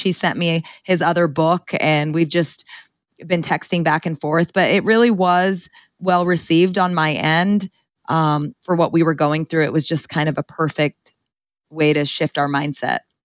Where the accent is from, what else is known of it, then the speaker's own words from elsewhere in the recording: Ceres, California, United States; I grew up in Ceres, California, in the Central Valley, um, in a Punjabi home